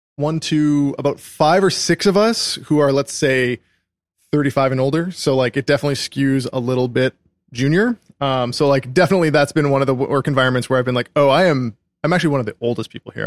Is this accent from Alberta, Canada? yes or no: yes; Calgary, Alberta, Canada; moved away as an adult; I grew up in Calgary, Canada